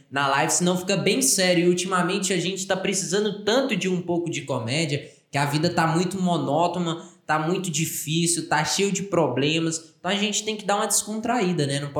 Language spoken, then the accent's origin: Portuguese; Goiás, Brazil; Nós somos goianos, né?